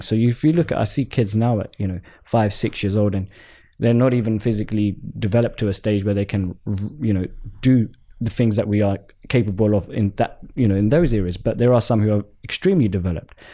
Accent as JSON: {"language": "English", "region": "London", "country": "United Kingdom", "tie": "born or raised there", "said": "I'm Southeast London born, born and bred and raised"}